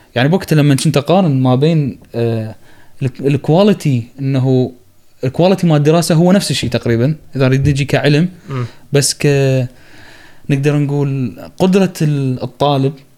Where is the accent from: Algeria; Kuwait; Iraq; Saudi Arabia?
Iraq; moved away; also born or lived in Egypt; عندنا بالعراق